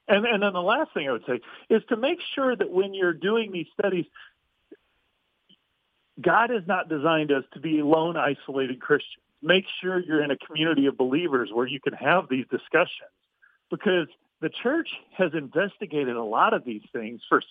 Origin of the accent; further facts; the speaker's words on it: Midwest, United States; I grew up in the Midwest